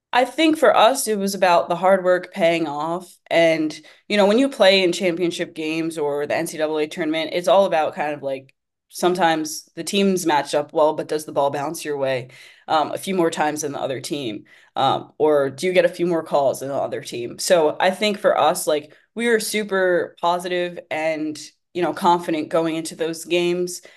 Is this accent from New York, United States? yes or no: yes; Wheatley Heights, New York, United States; originally I'm from Wheatley Heights. I attended Half Olive Hills West High School in Dix Hills, um, which is the next town over